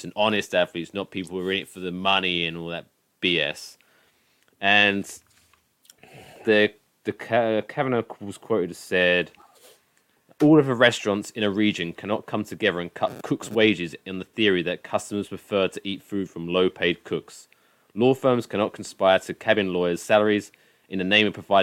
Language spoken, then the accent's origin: English; England, United Kingdom; moved away as an adult; now in New Jersey, United States; I'm an English person who has only been living here for 5 years